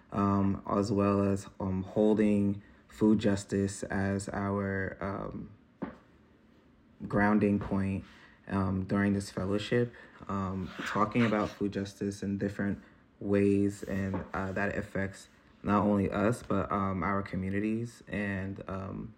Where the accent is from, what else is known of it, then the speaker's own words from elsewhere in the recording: Trenton, New Jersey, United States; also born or lived in Hudson Valley, New York; I'm from Trenton, New Jersey, but during this fellowship, I'm upstate New York in the Hudson Valley